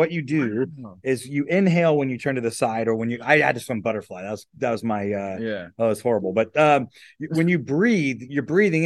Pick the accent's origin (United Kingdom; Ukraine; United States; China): United States; Rockford, Indiana; moved away as an adult; also born or lived in Staten Island, New York / California; I grew up in Northeast Indiana, so just a little bit south of Fort Wayne in the boonies